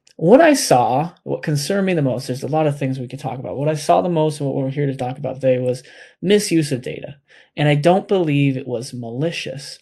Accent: United States; as American people

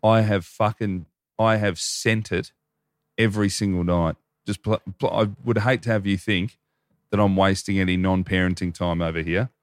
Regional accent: Hoppers Crossing, Victoria, Australia; I grew up in Hoppers, like, forty, forty-five minutes out of Melbourne

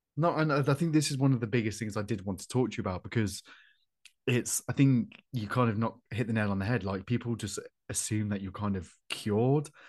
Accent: Coventry, West Midlands, United Kingdom; I'm from Coventry

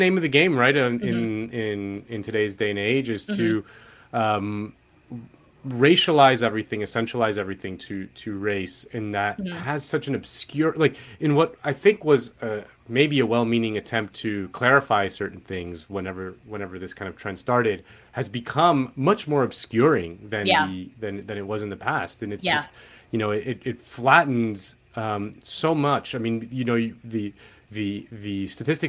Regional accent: Spain; I'm from Spain

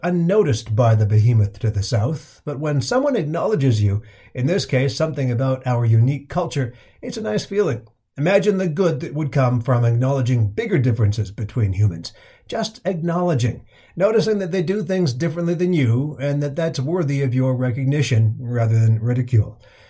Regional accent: Canada; I'm from Canada

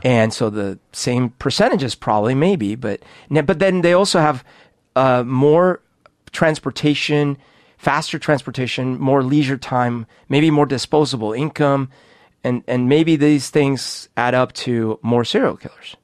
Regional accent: Bogotá, Colombia; also born or lived in United States; now in Seattle, United States; when I grew up in Bogota

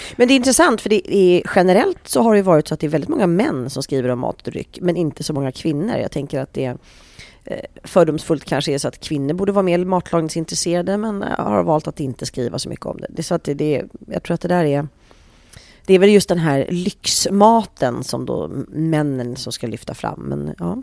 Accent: Sweden; vi svenskar

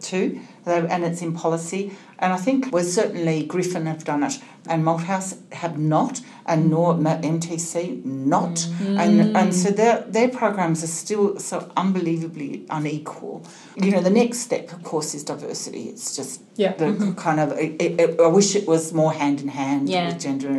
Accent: Melbourne, Victoria, Australia; I'm from Melbourne

